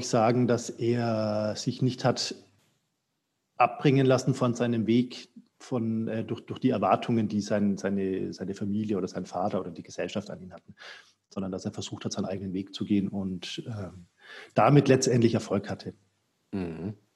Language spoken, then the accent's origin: German; Franconia, Bavaria, Germany; ich bin ja aus Franken, also Norden von Bayern